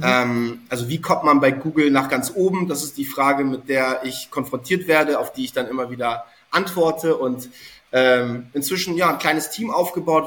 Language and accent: German; Hamburg, Germany; ich bin gebürtiger Hamburger